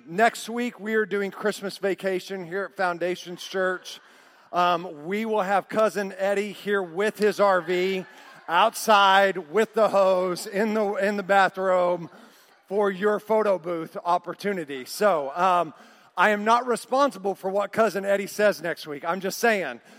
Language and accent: English; Oklahoma City, Oklahoma, United States; growing up in Oklahoma City as a kid in seventh grade